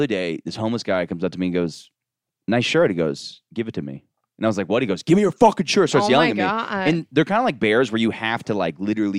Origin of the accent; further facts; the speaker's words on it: Florida, United States; moved away; I'm from Florida